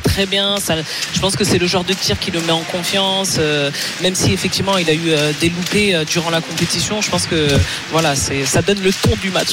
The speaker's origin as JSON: {"language": "French", "country": "France", "said": "je suis française"}